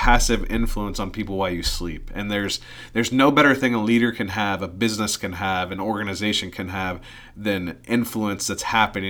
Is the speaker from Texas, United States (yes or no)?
no; Indiana, United States; I am not from the area originally. I'm from Indiana.